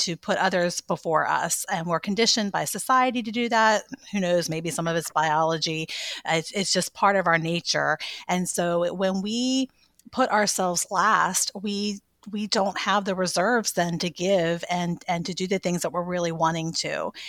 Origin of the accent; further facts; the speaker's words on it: Maryland, United States; moved away as an adult; also born or lived in Virginia / North Carolina; now in Saint Augustine, United States; I'm actually from Maryland, um, kind of in between Baltimore and Annapolis area.